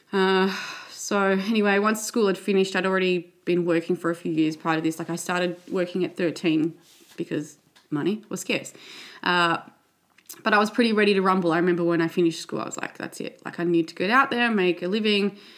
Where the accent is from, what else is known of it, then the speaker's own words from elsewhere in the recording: Sydney, New South Wales, Australia; I grew up in Western Sydney with three sisters, parents. I went to primary school and high school here in Western Sydney